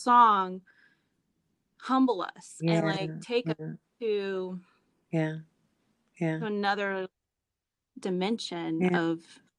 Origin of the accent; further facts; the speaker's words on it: North Miami, Florida, United States; And I grew up in North Miami.